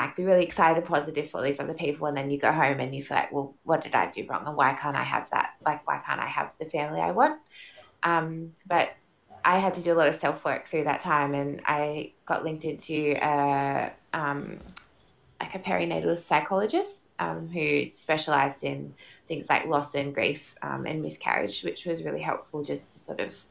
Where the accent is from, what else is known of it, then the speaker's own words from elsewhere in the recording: Sydney, New South Wales, Australia; moved away as an adult; also born or lived in Darwin; now in Perth, Australia; I'm from Sydney, actually, and I lived in Darwin for 3 years. I moved there when I was 25